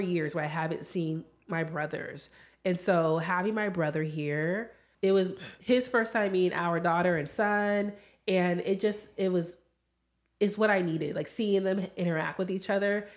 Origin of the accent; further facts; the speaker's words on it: California, United States; moved away as an adult; now in Washington, United States; I'm originally from California